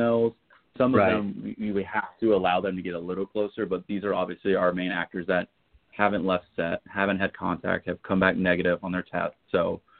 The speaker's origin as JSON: {"language": "English", "area": "Gwinnett County", "region": "Georgia", "country": "United States", "tie": "born or raised there", "also_born_or_lived": "Winder, Georgia", "said": "I grew up in Gwinnett, which is the biggest county in Georgia. It's right next to, you know, Atlanta, as you know. But I actually spent most of my high school years in Winder"}